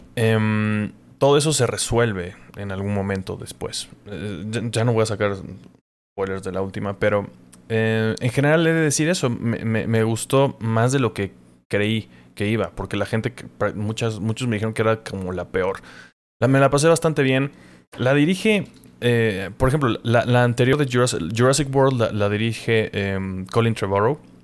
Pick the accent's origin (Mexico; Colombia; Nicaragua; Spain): Mexico